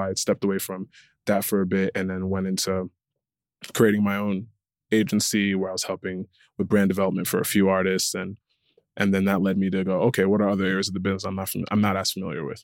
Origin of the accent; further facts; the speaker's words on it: Connecticut, United States; I was born and raised in Connecticut